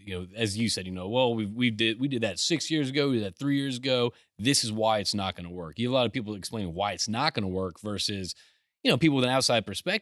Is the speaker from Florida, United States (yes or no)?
no; Houston, Texas, United States; I'm from Houston